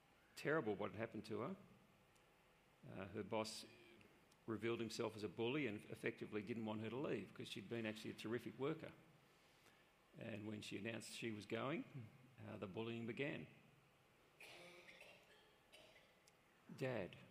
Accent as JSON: {"language": "English", "country": "Australia", "said": "within our cultural setting here in Australia"}